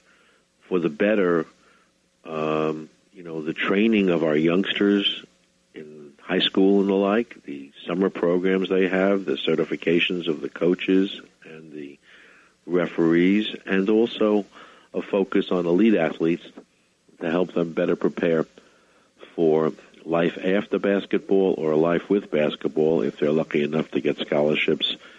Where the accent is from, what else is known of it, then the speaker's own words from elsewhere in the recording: United States; Speaking as an American